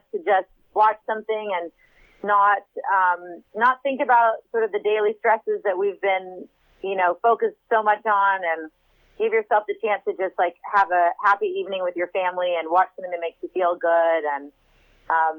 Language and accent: English; Texas, United States; moved away; also born or lived in California; we moved to Austin, which is my home state of Texas